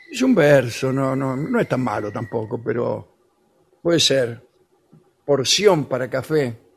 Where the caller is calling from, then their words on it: Montevideo, Uruguay; de Montevideo.